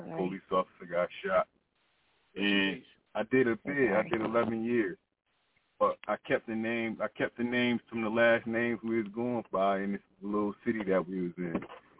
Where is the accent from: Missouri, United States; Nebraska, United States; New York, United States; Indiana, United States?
New York, United States; Buffalo; I'm from Buffalo, New York.